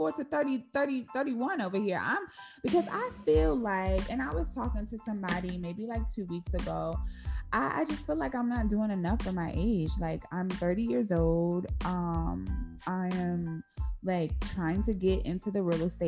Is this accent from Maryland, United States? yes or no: yes; Maryland, United States; I'm from Maryland